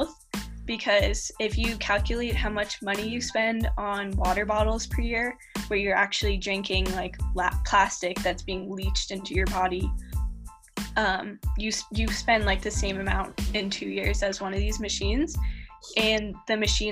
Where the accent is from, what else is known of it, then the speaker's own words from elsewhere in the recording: New Orleans, Louisiana, United States; moved away as an adult; also born or lived in California; now in Boulder, United States; I'm actually from New Orleans